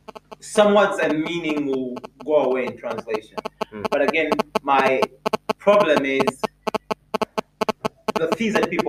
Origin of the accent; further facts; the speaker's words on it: Jinja, Eastern Region, Uganda; also born or lived in Kumi; I grew up in Jinja.